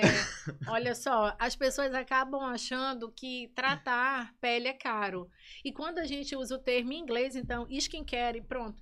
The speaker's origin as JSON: {"language": "Portuguese", "town": "Belém", "region": "Pará", "country": "Brazil", "tie": "born or raised there", "also_born_or_lived": "Manaus", "moved": "as an adult", "lives_now": "Maranhão, Brazil", "said": "Eu sou natural de Manaus, mas assim, me criei em Belém, né? Fui para Belém bem pequena ainda, me criei em Belém"}